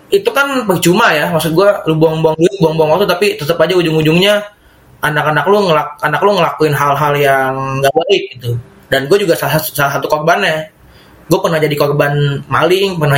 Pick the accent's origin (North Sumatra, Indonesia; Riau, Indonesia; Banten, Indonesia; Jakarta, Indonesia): Jakarta, Indonesia; Gue kan memang dari dari kecil Jakarta ya. Dan ketahuan sekarang setelah lulus pesantren kalau gue memang lebih nyaman di Jakarta meskipun memang keras juga kehidupannya.